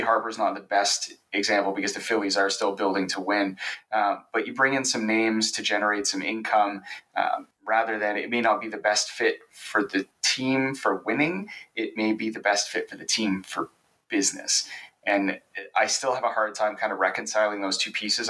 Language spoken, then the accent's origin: English; Victoria, British Columbia, Canada; where I grew up, I'm, I'm from Victoria, BC